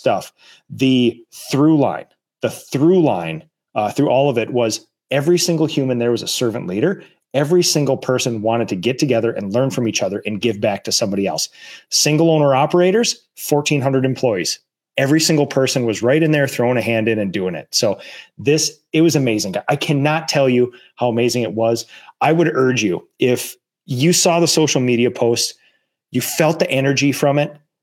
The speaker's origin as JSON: {"language": "English", "region": "Minnesota", "country": "United States", "said": "we're from Minnesota."}